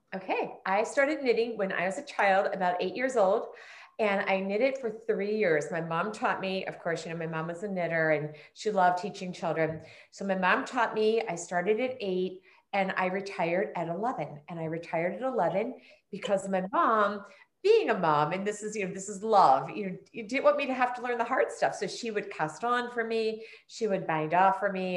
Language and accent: English; Prospect Park, Pennsylvania, United States; also born or lived in Norwood, Pennsylvania; I was actually born in Norwood, and for those of us who live in the neighborhood, I say I was born and raised in Prospect Park.